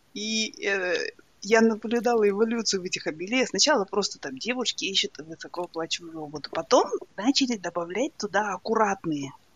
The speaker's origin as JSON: {"language": "Russian", "town": "Ridder", "region": "East Kazakhstan Region", "country": "Kazakhstan", "tie": "born or raised there", "also_born_or_lived": "Astana, Kazakhstan", "moved": "as an adult", "lives_now": "Dublin, Ireland", "said": "я же выросла в Ридере"}